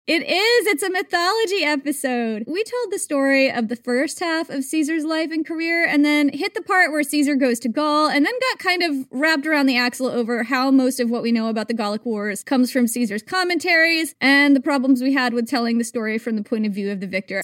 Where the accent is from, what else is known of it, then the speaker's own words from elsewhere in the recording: United States; I am American